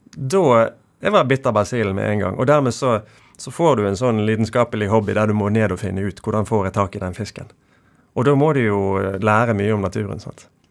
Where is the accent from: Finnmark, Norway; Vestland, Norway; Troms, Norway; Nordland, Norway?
Vestland, Norway; Bergen; Nordåsvannet der jeg vokste opp